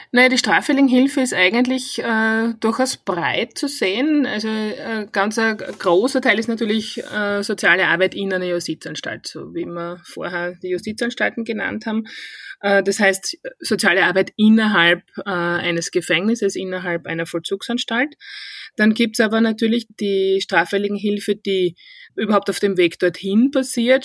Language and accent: German; Styria, Austria; accent: Styrian dialect; moved away as an adult; now in Vienna, Austria; An meinem Dialekt hört man, ich komme eigentlich ursprünglich aus der Steiermark